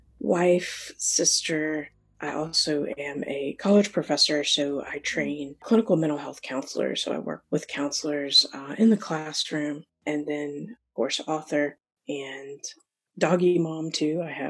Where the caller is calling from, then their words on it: Chesapeake, Virginia, United States; And I am joining you from Chesapeake, Virginia, on the coast, East Coast over here.